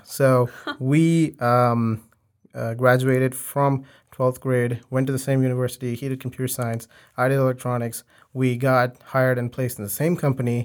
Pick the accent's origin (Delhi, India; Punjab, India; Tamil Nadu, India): Tamil Nadu, India; Chennai; now in Houston, United States; I'm from Houston, uh, but I'm originally from, um, Chennai City in India, um, specifically Kodimbakam area